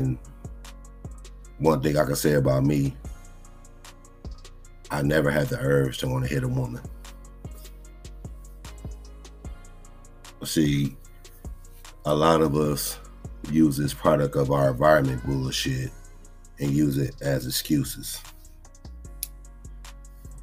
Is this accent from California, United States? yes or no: yes; Compton, California, United States; I'm born and raised in Compton, growing up in the hood.